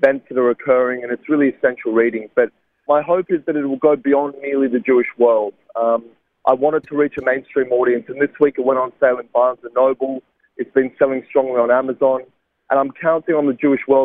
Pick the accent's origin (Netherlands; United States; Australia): Australia; Sydney, New South Wales; a university in my hometown of Sydney